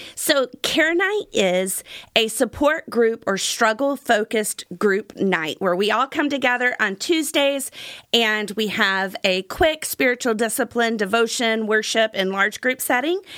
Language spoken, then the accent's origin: English; Gulf Coast, United States; when I was a kid, I grew up on the Gulf Coast.